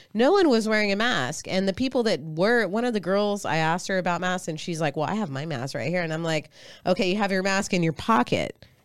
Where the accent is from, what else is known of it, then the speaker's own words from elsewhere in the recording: Austin, Texas, United States; from Austin